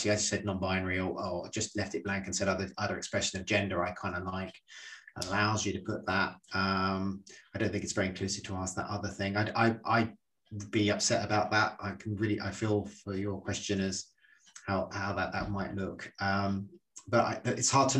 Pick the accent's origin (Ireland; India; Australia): Ireland; I'm Irish